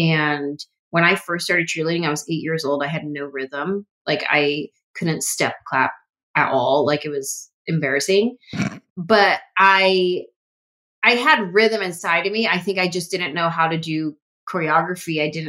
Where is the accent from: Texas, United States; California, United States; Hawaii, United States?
California, United States; San Jose; Cause I was from San Jose